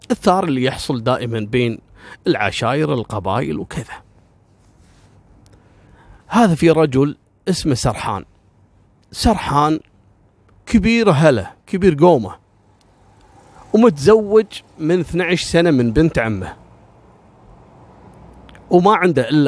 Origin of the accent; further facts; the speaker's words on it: Kuwait; على فكره كثير يعتقد ان يعني انا ككويتي مثلا او الكويتيين ممكن لهم موقف من العراق